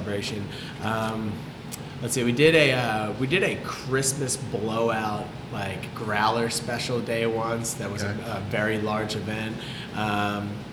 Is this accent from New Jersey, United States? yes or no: no; Philadelphia, Pennsylvania, United States; moved away as an adult; I grew up in Philly. Okay. Lived there for 21-ish years.